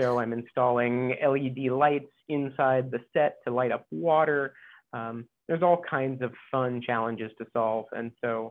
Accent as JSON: {"language": "English", "region": "Ohio", "country": "United States", "tie": "born or raised there", "also_born_or_lived": "Indiana / Kansas / Boston / New York", "moved": "as an adult", "lives_now": "Hawaii, United States", "said": "I was born in Indiana, grew up in Ohio"}